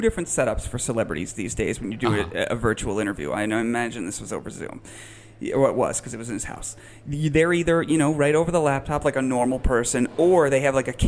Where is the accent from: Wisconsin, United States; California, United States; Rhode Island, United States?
Rhode Island, United States; East Greenwich; I'm from East Greenwich